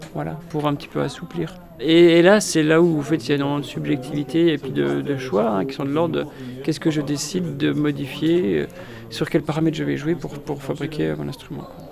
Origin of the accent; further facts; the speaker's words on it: Montbéliard area, Bourgogne-Franche-Comté, France; moved away